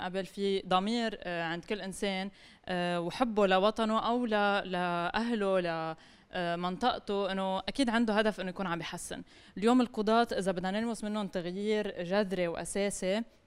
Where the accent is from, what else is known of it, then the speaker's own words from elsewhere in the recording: Lebanon; انا كمواطنه لبنانيه